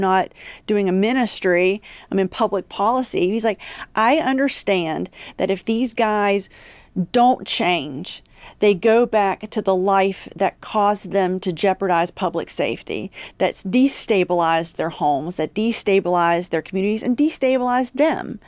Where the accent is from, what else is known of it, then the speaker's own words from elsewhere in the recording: Huntington, West Virginia, United States; moved away as an adult; also born or lived in Washington, D.C.; now in Texas, United States; was born and raised in Huntington, West Virginia